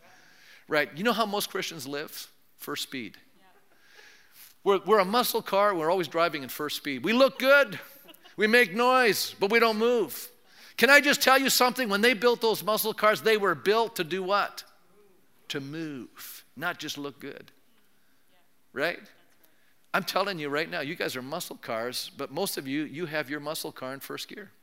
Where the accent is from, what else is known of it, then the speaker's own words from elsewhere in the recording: Canada; I'm polite. I'm a Canadian